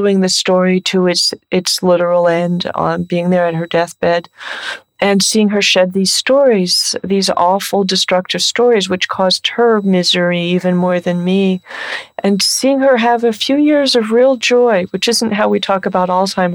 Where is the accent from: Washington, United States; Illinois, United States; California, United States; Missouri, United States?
California, United States; San Francisco Bay Area; I'm from the San Francisco Bay Area